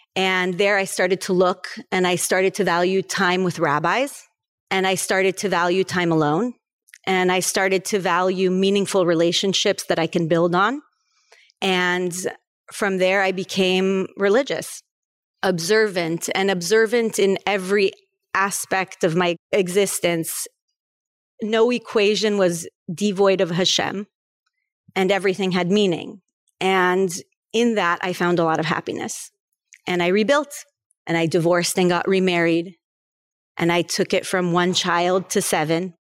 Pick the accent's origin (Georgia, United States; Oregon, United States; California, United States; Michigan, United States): California, United States; Los Angeles; moved away as an adult; also born or lived in Paris, France; now in Florida, United States; I was born in Paris, France, and raised in California, in Los Angeles.